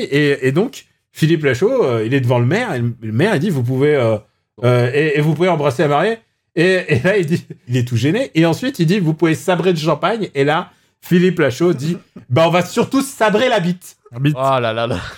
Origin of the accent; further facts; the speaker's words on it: Upper Normandy, France; moved away; moi j'ai vécu en Normandie. J'ai vécu en Normandie.